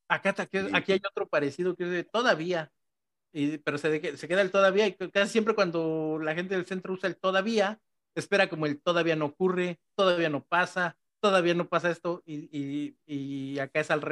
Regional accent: Mexico City, Mexico; accent: chilango; se me sale así como que mi acento chilango, pero diciendo cosas de acá.

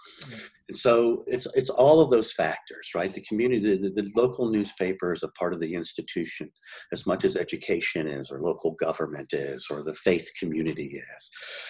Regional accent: Miami, Florida, United States; moved away; born and raised in Miami. I literally grew up two doors down from the house my mom grew up in her whole life, right?

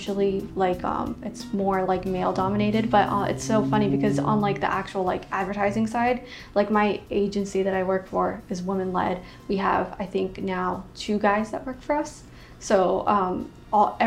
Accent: Orlando, Florida, United States; I'm from Orlando. I grew up in Orlando and went to UCF.

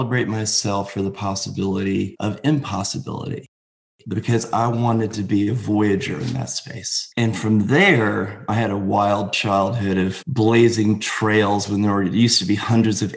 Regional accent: Bethlehem, Connecticut, United States; I grew up in Connecticut in a very small town called Bethlehem, Connecticut

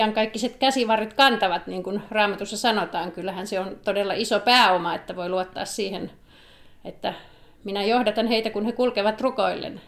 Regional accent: Helsinki, Uusimaa, Finland; moved away as an adult; also born or lived in South Karelia; now in Savitaipale, Finland; siellä Helsingissä lapsuuteni vietin

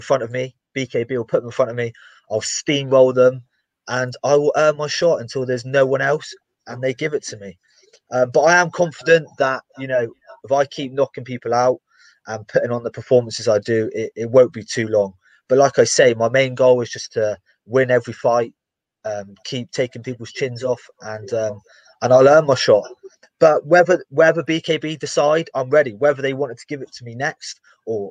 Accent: England, United Kingdom; I'm English

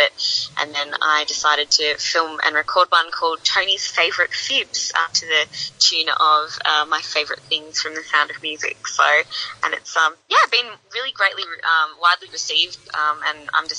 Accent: Geelong, Victoria, Australia; born or raised there; now in Melbourne, Australia

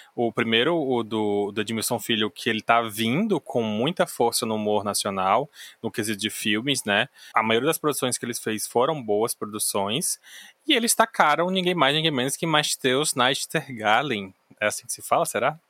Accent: Ceará, Brazil; eu sou cearense

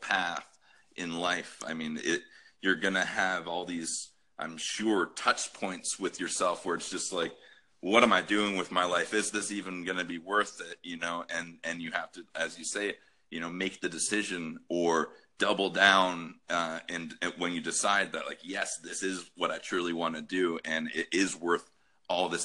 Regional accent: Canada; now in Oakville, Canada; as a Canadian

